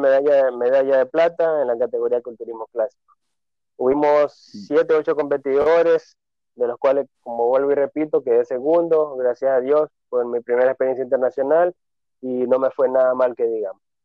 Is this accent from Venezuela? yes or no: no; Ventanas, Los Ríos, Ecuador; also born or lived in Babahoyo; soy acá residente de la provincia de Los Ríos, en el cantón Ventanas.